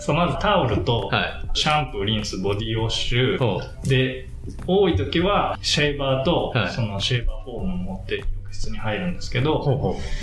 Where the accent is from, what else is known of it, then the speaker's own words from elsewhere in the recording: Ishikawa, Japan; moved away; 僕、地元が石川県なんですけど